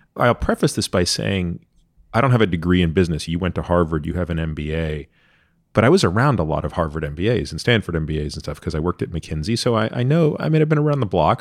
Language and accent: English; Canada; I grew up in Canada